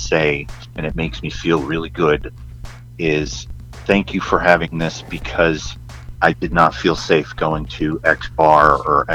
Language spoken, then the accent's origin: English; upstate New York, United States; moved away; also born or lived in Texas; I grew up in a small town in upstate New York